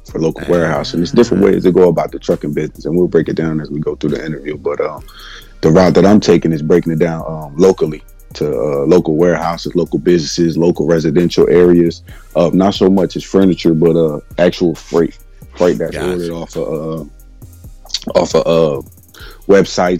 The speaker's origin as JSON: {"language": "English", "region": "New Jersey", "country": "United States", "also_born_or_lived": "Houston", "said": "I'm from New Jersey. I met Murph down in Houston"}